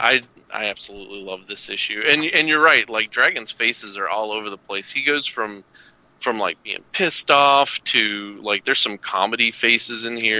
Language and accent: English; Arkansas and Kentucky, the South, United States; I grew up in Arkansas and Kentucky